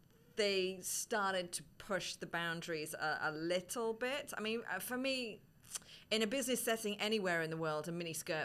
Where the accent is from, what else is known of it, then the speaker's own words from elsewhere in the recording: Saudi Arabia; now in Dubai, United Arab Emirates; I came in 2003, I grew up in Saudi Arabia